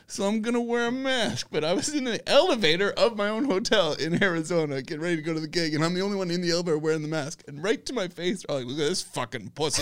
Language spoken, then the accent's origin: English; Canada; moved away; also born or lived in Scotland; a young Canadian